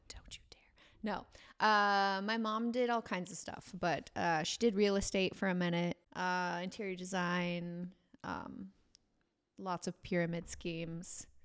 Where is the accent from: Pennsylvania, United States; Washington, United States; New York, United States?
Washington, United States; born or raised there; also born or lived in Bay Area, California / Marysville / Arlington / Bellingham